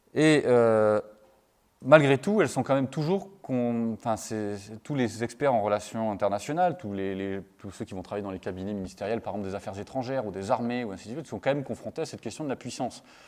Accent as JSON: {"language": "French", "country": "France", "said": "vous excusez mon accent anglais, je suis un bon français"}